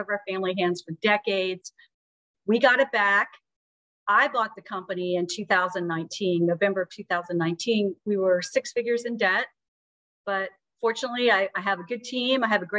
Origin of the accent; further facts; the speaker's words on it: South Georgia, United States; I'm from South Georgia. I'm used to the heat and the humidity.